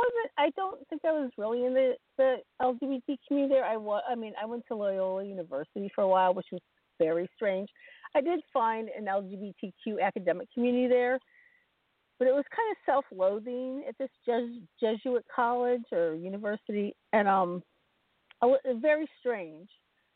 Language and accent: English; Champaign, Illinois, United States; also born or lived in Ohio / Kentucky / Kenosha, Wisconsin; Well, I grew up around in and around the Midwest. I was born in Champaign, Illinois, and, you know, my family moved around a lot, many places in Illinois. We were in Ohio for a minute, in Kentucky for a minute, and we landed in Wisconsin.